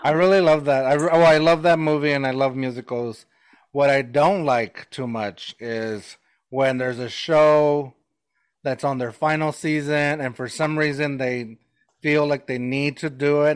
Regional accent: New Mexico, United States; I still refer to myself as a new Mexican.

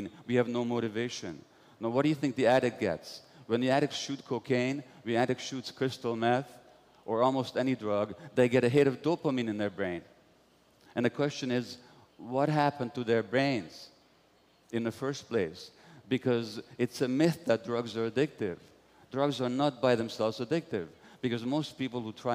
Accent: Budapest, Hungary; I was born in Budapest, Hungary in 1944 to Jewish parents

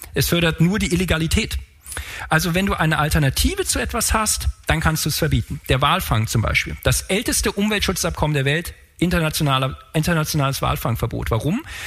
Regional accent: Frankfurt, Hesse, Germany; ich komme aus Frankfurt

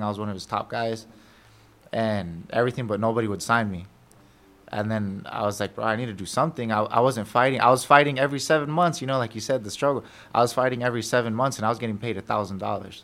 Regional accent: United States; I was born in America

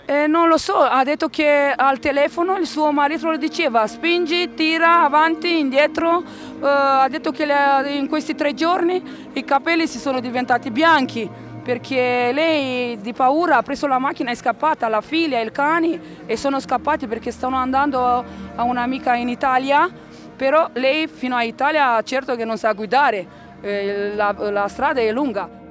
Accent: Romania; Italian is a second language; moved away as an adult; also born or lived in Rome, Italy; ho vissuto per 17 anni a Roma. E tre anni fa sono tornata qui a, eh, nel mio paese, in Romania

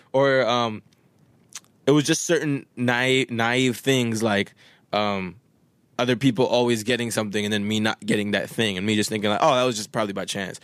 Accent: Winnipeg, Manitoba, Canada; first language Swahili; English is a second language; moved away; also born or lived in Wisconsin; one of my, uh, homies that I grew up with in Winnipeg

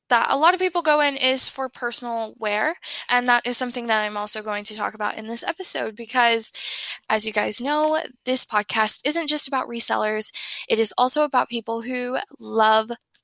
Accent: Tennessee, United States; I am from Tennessee

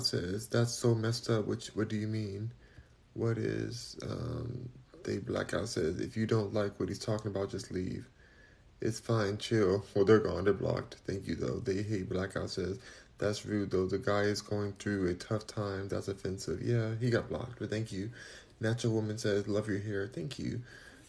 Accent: California, United States; I'm just from California

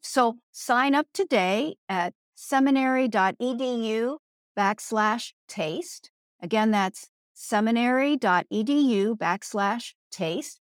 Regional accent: Pennsylvania, United States; where I grew up in Pennsylvania

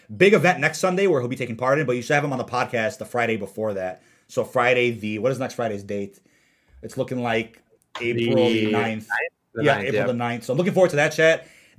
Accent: London, United Kingdom

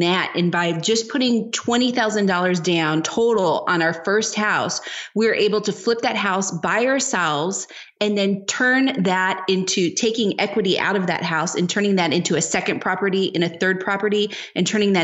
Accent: Bay Area, California, United States; moved away as an adult; also born or lived in Japan / Spain; now in Lisbon, Portugal; we're from the Bay Area.

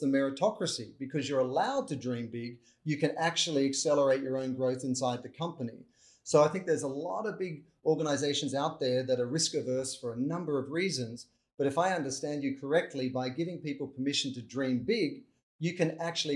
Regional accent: Australia; as an Australian

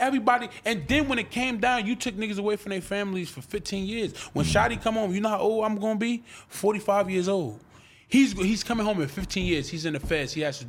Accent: Calabasas, California, United States; I don't be in the streets, bro. I'm from Calabasas.

